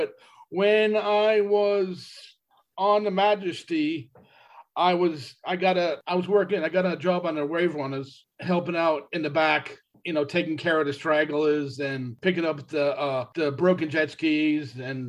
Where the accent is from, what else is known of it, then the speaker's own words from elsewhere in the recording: East Coast, United States; they knew I was from the East Coast, and I started becoming friends with them